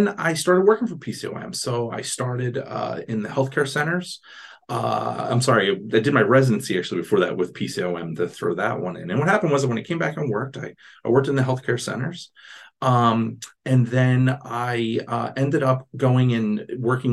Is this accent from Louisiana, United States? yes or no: no; Philadelphia, Pennsylvania, United States; I grew up in Philadelphia